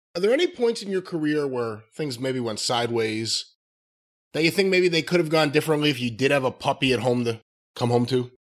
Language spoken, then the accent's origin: English; Long Island, New York, United States; moved away; I was from Long Island